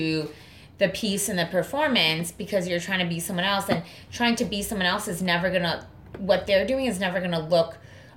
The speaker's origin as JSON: {"language": "English", "region": "New York", "country": "United States", "tie": "born or raised there", "also_born_or_lived": "Colorado", "said": "I was born and raised in New York and went to college out in Colorado"}